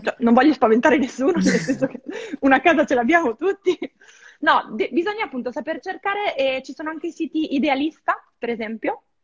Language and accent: Italian; Verona, Veneto, Italy; moved away as an adult; now in Lisbon, Portugal; la mia vita a Verona, perché vengo da Verona